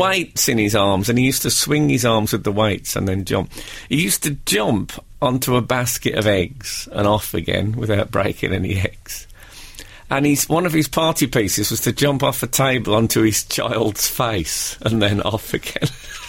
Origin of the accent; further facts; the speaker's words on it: West Midlands, United Kingdom; when I was a kid growing up in the West Midlands